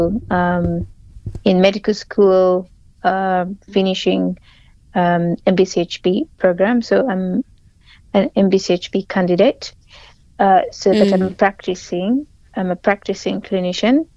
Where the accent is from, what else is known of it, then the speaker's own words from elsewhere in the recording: Karamoja, Northern Region, Uganda; being hailing from Karamoja, I grew up seeing my mom kind of struggling to treat us at home.